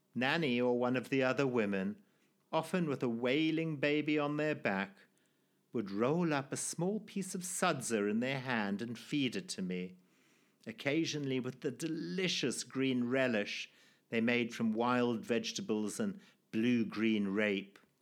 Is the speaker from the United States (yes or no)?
no; Zimbabwe; born or raised there